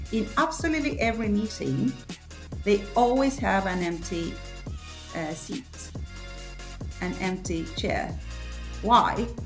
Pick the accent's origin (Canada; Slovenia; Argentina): Argentina; moved away as an adult; now in Sweden; I'm not from Sweden. I live in Sweden, have been living here for 10 years now, but I come originally from Argentina.